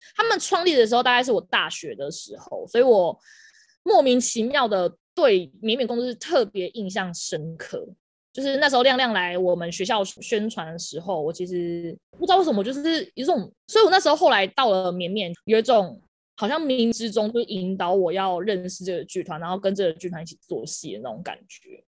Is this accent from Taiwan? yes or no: yes; southern Taiwan, Taiwan; 我是南部人，我要打工